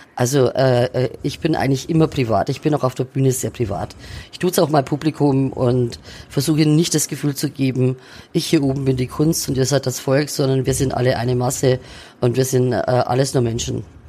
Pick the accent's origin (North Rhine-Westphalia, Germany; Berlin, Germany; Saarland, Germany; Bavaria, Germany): Bavaria, Germany; Neumarkt in der Oberpfalz; now in Fürth, Germany; die Oberpfalz meine Heimat ist, weil ich da aufgewachsen bin.